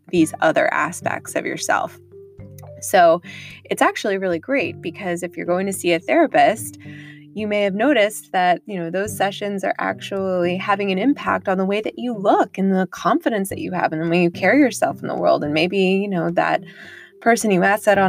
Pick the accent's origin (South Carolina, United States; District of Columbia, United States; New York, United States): District of Columbia, United States; Washington; also born or lived in Texas / England; primarily grew up on the East Coast in the Washington, D.C. area